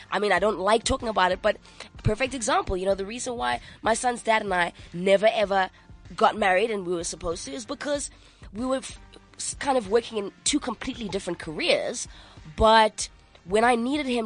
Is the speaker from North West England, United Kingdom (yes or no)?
yes; Manchester, North West England, United Kingdom; I grew up in Manchester for a very long time.